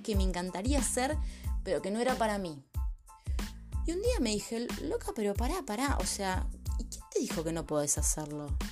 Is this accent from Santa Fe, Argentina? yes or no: no; Buenos Aires, Argentina; moved away as an adult; soy argentina, nacida y criada en la ciudad de Buenos Aires